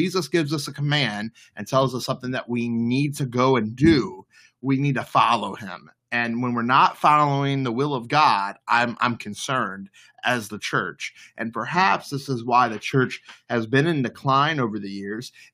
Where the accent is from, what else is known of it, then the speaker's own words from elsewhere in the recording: the Bible Belt, United States; moved away as an adult; now in Maryland, United States; where I grew up in the Bible Belt